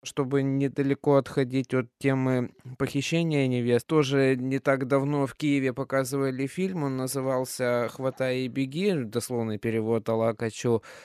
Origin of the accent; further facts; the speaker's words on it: Kyrgyzstan; moved away; я сам вырос в Кыргызстане, закончил там школу